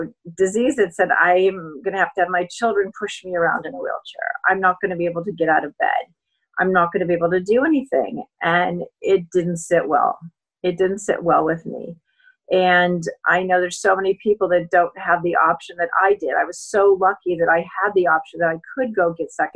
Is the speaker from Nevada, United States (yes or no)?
no; Colorado, United States; now in California, United States; I grew up in Colorado